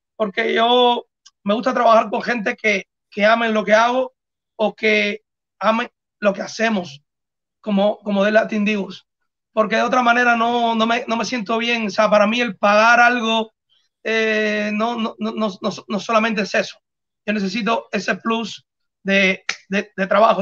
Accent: Cuba; somos los tres cubanos

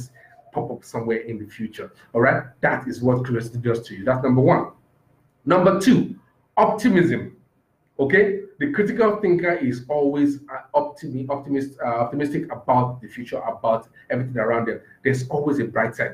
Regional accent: Nigeria; I'm just a Nigerian

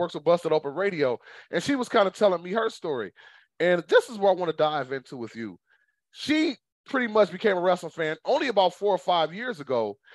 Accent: Michigan, United States; I'm from Michigan

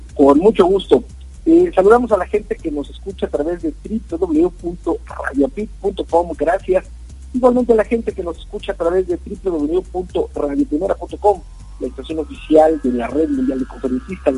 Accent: Mexico; lo que nos sucede en nuestro país, hablo de México

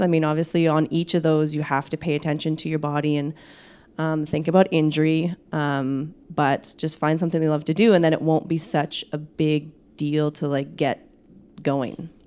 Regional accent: Saskatchewan, Canada; moved away as an adult; also born or lived in Manitoba; now in Winnipeg, Canada; I'm actually from Saskatchewan, so new import to, uh, Manitoba

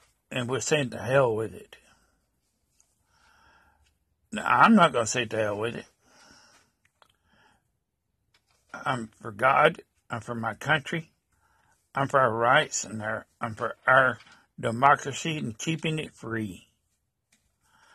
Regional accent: United States; as an American

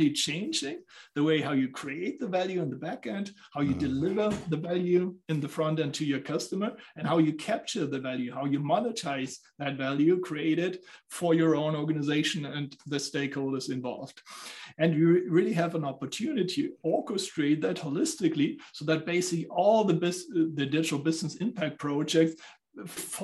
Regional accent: Southern Germany, Germany; now in Frankfurt, Germany; I'm coming from Germany. So I grew up in the southern part of Germany. Now I'm based out of Frankfurt.

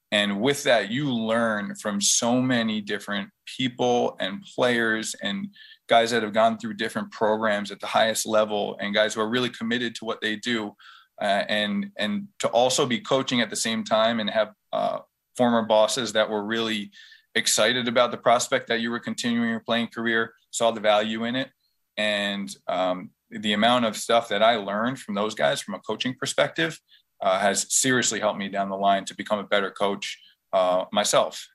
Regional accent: West Islip, New York, United States; growing up in West Islip, it was a very prideful community

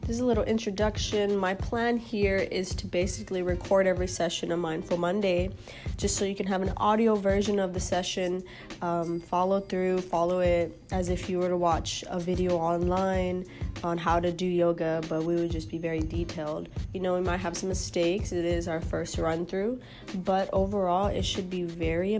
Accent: Houston, Texas, United States; now in Austin, United States; Born and raised in Houston, Texas, so not too far from my hometown

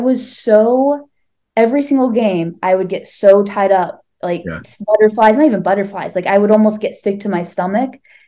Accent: Northeast Ohio, United States; I grew up in suburbs, Northeast Ohio

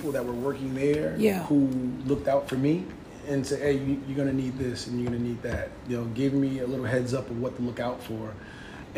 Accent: New Jersey, United States; I grew up here in New Jersey

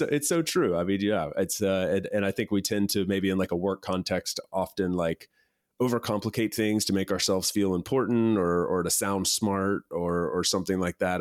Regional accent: East Coast, United States; moved away as an adult; I grew up on the East Coast

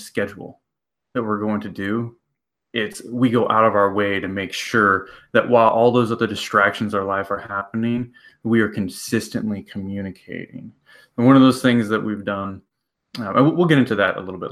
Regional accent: Iowa, United States; We're from Iowa

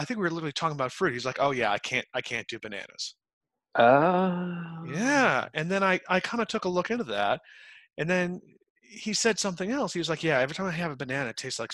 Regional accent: Utica, New York, United States; moved away; also born or lived in North Carolina; I grew up in Utica, New York

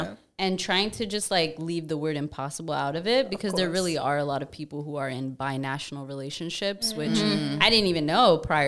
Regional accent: New York, United States; I'm a New Yorker. We're very skeptic.

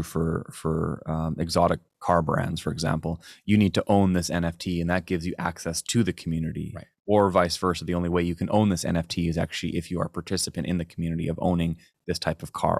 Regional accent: Chilliwack, British Columbia, Canada; No, absolutely there is. I am from Chilliwack.

